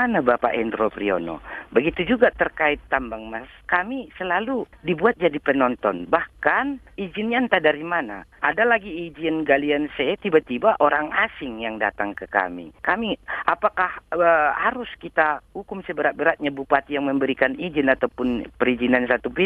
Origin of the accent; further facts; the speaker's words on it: North Sumatra, Indonesia; Di kampung halaman saya juga di Tapanuli Selatan, tanah adat saya dibuat tambang Mas Martabe.